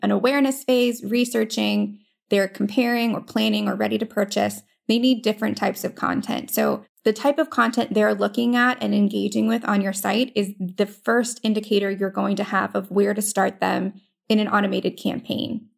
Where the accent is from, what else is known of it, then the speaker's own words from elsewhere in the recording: Florida, United States; moved away as an adult; also born or lived in Virginia; I am from Florida